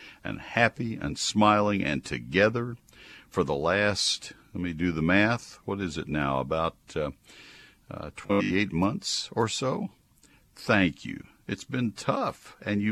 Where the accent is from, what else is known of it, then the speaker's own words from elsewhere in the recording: Texas, United States; also born or lived in Ohio; I grew up in Texas